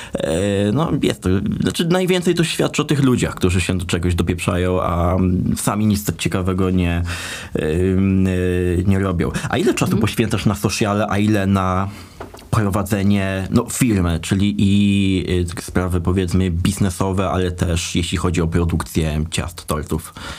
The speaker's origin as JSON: {"language": "Polish", "town": "Dębica", "region": "Subcarpathian Voivodeship", "country": "Poland", "said": "nazwę naszego miasta podkreślę, do Dębicy"}